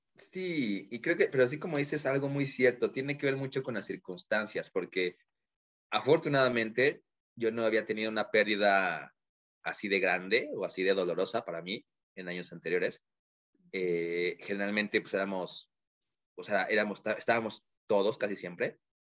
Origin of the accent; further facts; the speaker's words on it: Mexico; como buenos mexicanos, nos encanta la fiesta